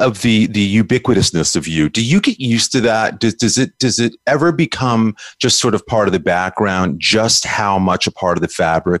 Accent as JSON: {"language": "English", "town": "New York City", "region": "New York", "country": "United States", "tie": "born or raised there", "said": "we're both from New York, and New York City radio, I think we got spoiled as kids"}